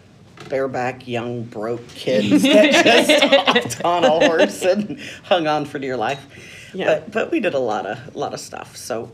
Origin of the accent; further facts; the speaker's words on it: Nashville, Tennessee, United States; moved away as an adult; also born or lived in Northern California; now in Battle Ground, United States; No, I grew up in Nashville